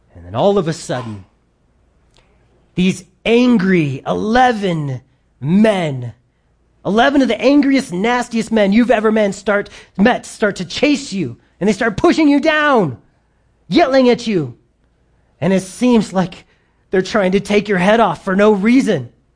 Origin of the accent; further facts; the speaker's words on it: United States; we grew up in America